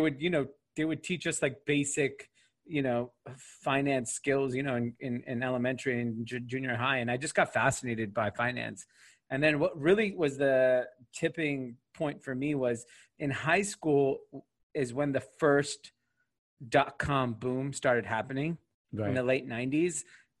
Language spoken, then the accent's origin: English; Granada Hills, California, United States; I grew up in Granada Hills, California, which is a suburb of LA. It's in an area called the San Fernando Valley, the Valley, how it's referred to as.